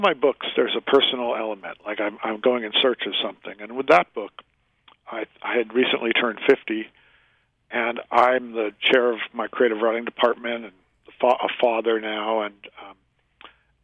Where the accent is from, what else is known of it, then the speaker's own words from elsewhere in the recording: Worcester, Massachusetts, United States; I grew up in Massachusetts.